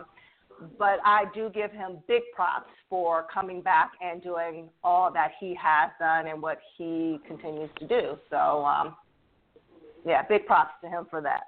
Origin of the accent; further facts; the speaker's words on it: Toledo, Ohio, United States; moved away as an adult; now in Cleveland, United States; I'm originally from Toledo, but I've been here 20 years